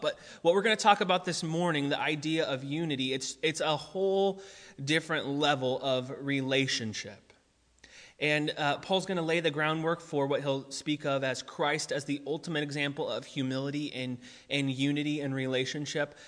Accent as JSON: {"language": "English", "country": "United States", "said": "we are American together"}